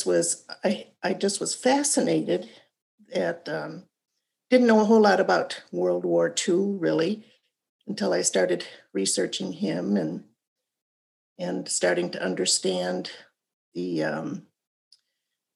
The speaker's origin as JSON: {"language": "English", "town": "Austin", "region": "Minnesota", "country": "United States", "tie": "born or raised there", "said": "born and raised in Minnesota, and first started with my county, Moore County, in Austin, Minnesota"}